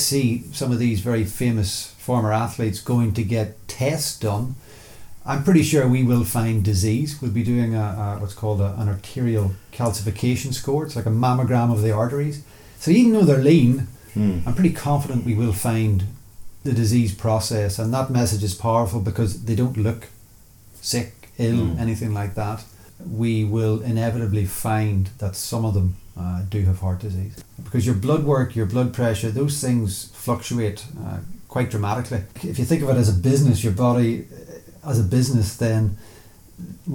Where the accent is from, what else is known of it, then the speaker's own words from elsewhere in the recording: Newry, Northern Ireland, United Kingdom; Originally from Newry in County Down